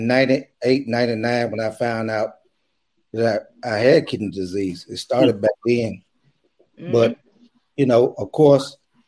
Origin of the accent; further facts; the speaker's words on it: Oxford, Mississippi, United States; I'm from Oxford, Mississippi